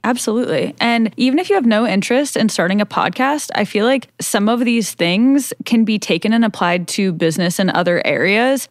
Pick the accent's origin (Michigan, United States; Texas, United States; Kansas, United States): Kansas, United States; I was born in Kansas